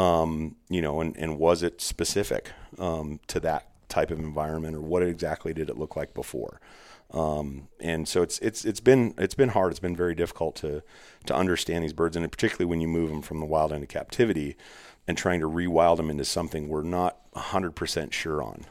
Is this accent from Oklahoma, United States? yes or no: no; Arizona, United States; I'm from there